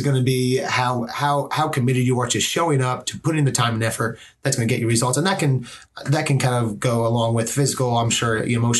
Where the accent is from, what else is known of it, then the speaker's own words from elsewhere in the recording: Manhattan, New York, United States; I come from Manhattan.